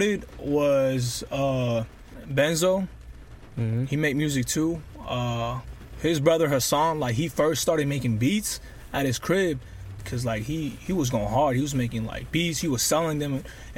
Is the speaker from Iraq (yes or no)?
yes; Iraq; now in Kent; I'm from Iraq, so I was born in Iraq. And I came to this country, like, around 2009